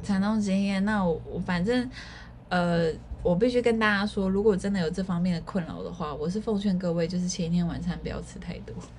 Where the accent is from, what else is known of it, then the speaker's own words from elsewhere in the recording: Keelung, Taiwan; 我本身是基隆人